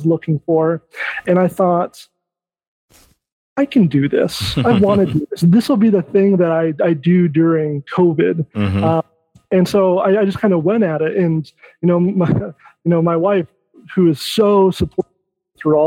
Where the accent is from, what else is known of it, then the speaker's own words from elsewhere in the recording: Michigan, United States; I'm from Michigan